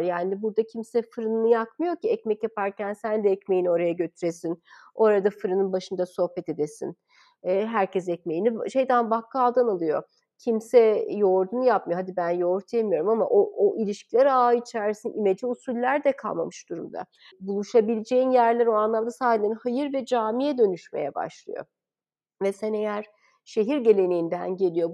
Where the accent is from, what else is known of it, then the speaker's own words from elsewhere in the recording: Istanbul, Turkey; moved away as an adult; o zamanki İstanbul'da büyümüş biri olarak zaten ben İstanbul'da yabancıydım.